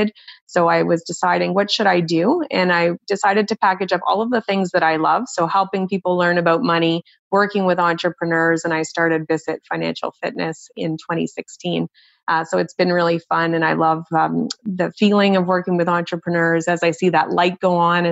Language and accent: English; Nova Scotia, Canada; I grew up in the East Coast of Canada in Nova Scotia